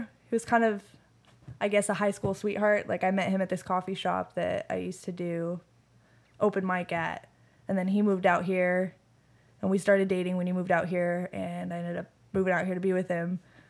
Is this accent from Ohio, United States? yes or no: no; Sun Valley, Nevada, United States; It was at one point in the world record books. Sun Valley, Nevada is the biggest trailer park in Nevada.